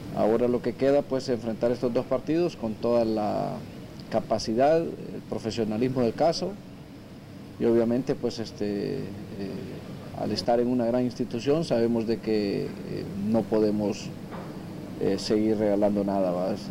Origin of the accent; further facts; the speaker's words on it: Mexico; now in Miami, United States; yo soy mexicano